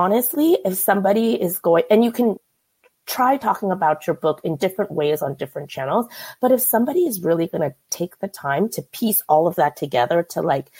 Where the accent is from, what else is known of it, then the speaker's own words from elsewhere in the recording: Bay Area, California, United States; I grew up in the Bay Area